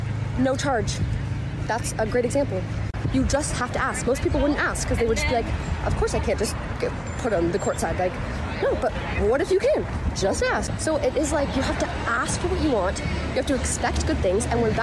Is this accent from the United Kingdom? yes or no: no; Canada; this is my little brother. He's a huge fan. Like, we came all the way from Canada.